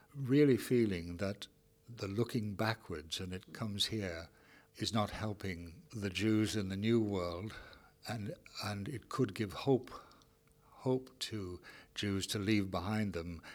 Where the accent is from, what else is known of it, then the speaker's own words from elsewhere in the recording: Ireland; now in Canada; I'm an Irishman